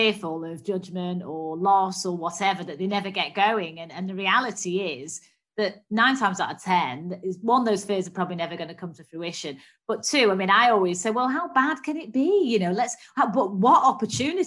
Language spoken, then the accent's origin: English; Manchester, North West England, United Kingdom; growing up in Manchester